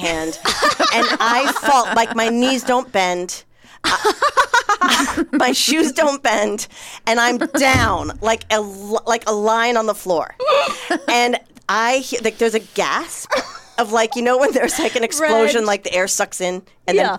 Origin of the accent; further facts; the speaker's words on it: New York, United States; I'm from New York